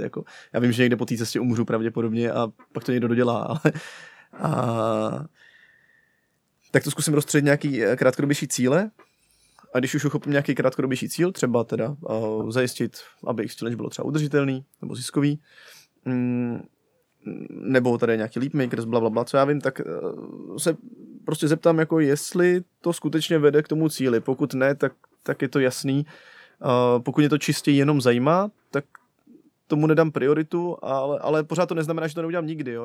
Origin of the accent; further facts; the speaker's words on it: Pardubice, Pardubice Region, Czechia; jsem z Pardubic, že jo, a tam to, to je taková placka na zemi.